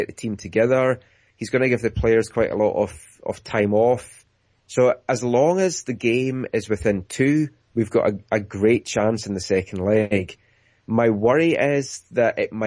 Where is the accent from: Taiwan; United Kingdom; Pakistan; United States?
United Kingdom; Scotland; moved away as an adult; now in Vancouver, Canada; as folk might tell from my accent, I'm from Scotland